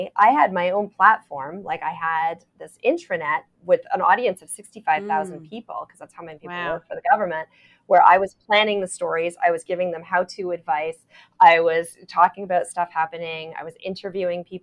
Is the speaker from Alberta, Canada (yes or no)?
no; Toronto, Ontario, Canada; I'm from Toronto